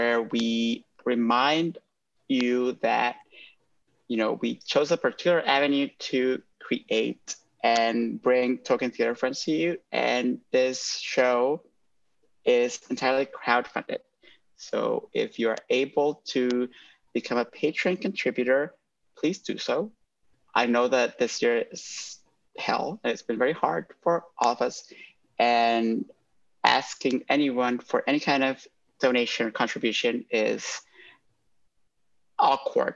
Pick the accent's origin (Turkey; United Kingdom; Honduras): Honduras; moved away; I grew up in Honduras